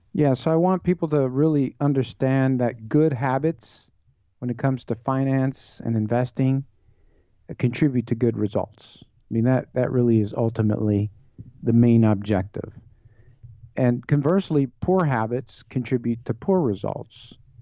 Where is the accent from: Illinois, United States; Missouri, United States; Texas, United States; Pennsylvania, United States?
Illinois, United States; Chicago; born and raised in Chicago area